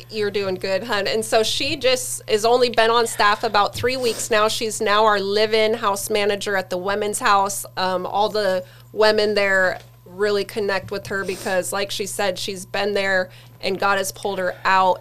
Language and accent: English; Sterling, Alaska, United States; Born and raised in Sterling, in Alaska